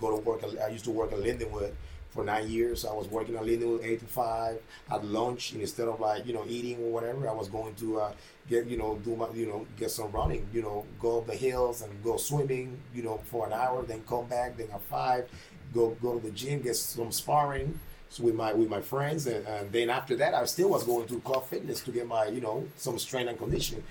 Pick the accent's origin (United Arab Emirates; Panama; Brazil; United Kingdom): Panama; moved away as an adult; I came from Panama when I was 18 years old. Mm-hmm. You know, I, I, grew up in Panama